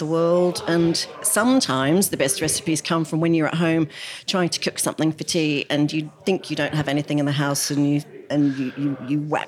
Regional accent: Australia; moved away as an adult; now in United Kingdom; when I grew up in Australia

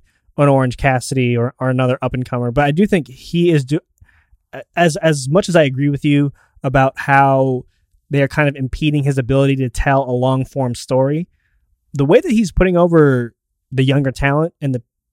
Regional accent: Canada; my Canadian brethren

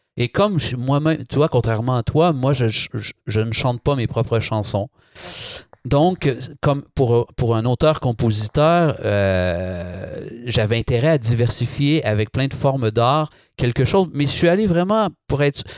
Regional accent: Trois-Rivières, Quebec, Canada; accent: Québécois; moved away as an adult; also born or lived in Montreal, Canada; now in France; je viens de Trois-Rivières. Trois-Rivières en plein cœur du Québec.

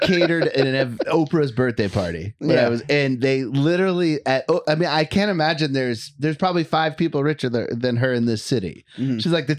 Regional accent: Maine, United States; I'm not affecting an accent. I'm born and raised in Maine. I'm not affecting an accent.

